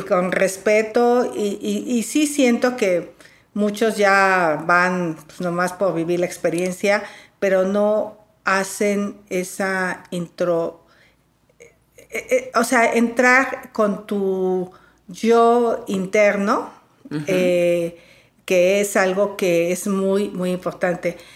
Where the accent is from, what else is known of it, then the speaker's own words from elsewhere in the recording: Valle del Mezquital, Hidalgo, Mexico; moved away as an adult; now in Mexico City, Mexico; yo soy del Valle del Mezquital